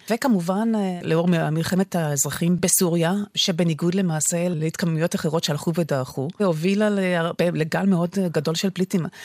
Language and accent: Hebrew; Israel; לנו כישראלים